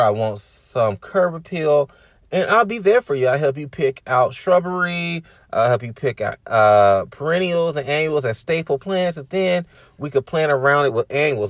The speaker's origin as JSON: {"language": "English", "town": "Decatur", "region": "Georgia", "country": "United States", "said": "I'm from Decatur, so my goal is not to actually live within the city limits of, um, Decatur or Atlanta metropolitan area"}